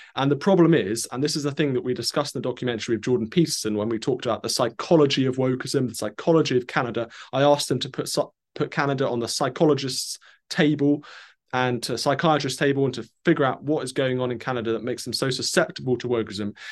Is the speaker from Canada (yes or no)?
no; United Kingdom; for me as a Brit